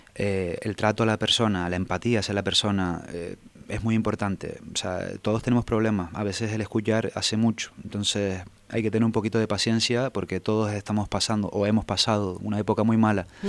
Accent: Tenerife, Canary Islands, Spain; yo soy de Tenerife

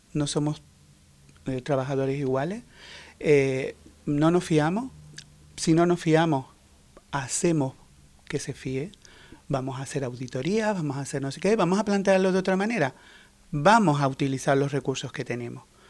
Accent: Canary Islands, Spain; soy canario

